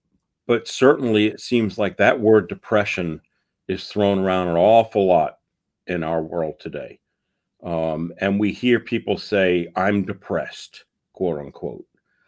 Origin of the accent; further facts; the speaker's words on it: New York City, New York, United States; I am originally from New York City